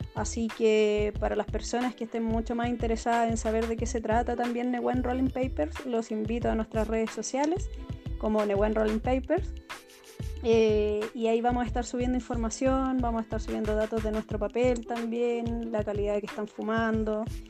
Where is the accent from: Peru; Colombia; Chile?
Chile; Araucanía; nosotros somos de la Araucanía